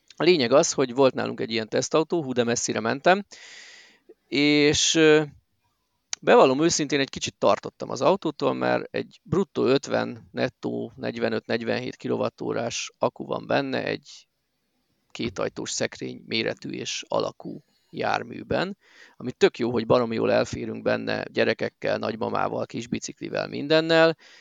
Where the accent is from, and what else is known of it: Miskolc, Borsod-Abaúj-Zemplén, Hungary